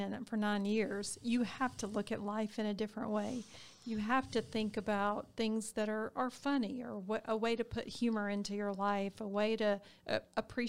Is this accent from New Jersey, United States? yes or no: no; Harris County, Georgia, United States; I'm a Harris County girl. I was born and raised in Harris County